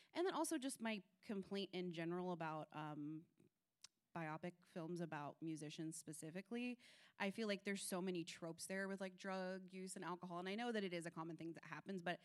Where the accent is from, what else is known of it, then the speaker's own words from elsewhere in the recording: United States; I'm from 3 hours outside of Memphis, so we don't talk like that about … where I'm from.